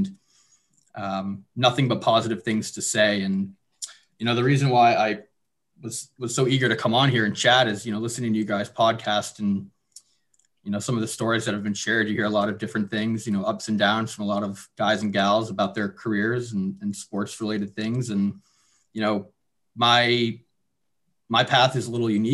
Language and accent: English; Madison, New Jersey, United States; I'm originally from New Jersey, Madison, New Jersey, which is in Morris County, kind of up north there